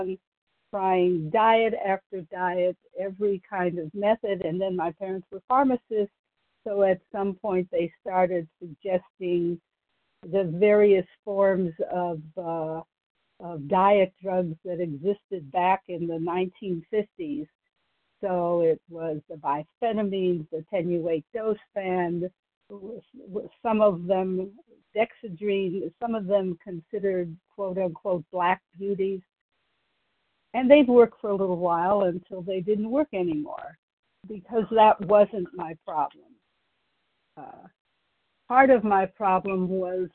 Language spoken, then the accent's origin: English; Ohio, United States; now in Texas, United States; I grew up in Ohio.